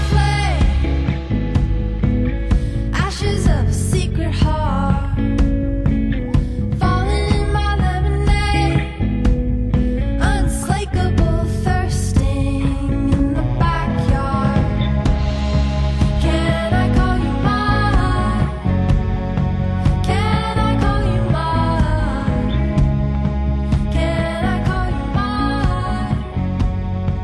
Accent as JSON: {"language": "English", "town": "Cumbernauld", "region": "Scotland", "country": "United Kingdom", "tie": "born or raised there", "also_born_or_lived": "Perthshire / Glasgow / London", "said": "I grew up in Cumbernauld, not the most magical of places, but we lived there throughout my childhood until I was 10 years old"}